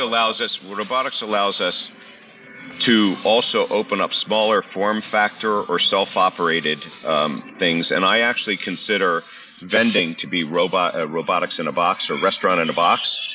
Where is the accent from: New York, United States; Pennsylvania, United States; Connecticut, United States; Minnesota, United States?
Pennsylvania, United States; Philadelphia; I'm from Philadelphia